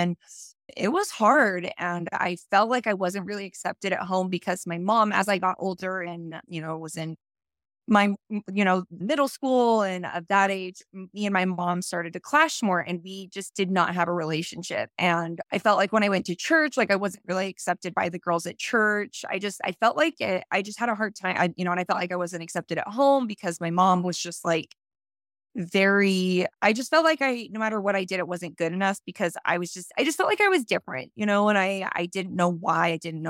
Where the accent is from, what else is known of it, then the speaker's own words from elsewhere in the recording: St. George, Utah, United States; So growing up in St. George, I was a very, very conservative, religious, LDS standard household.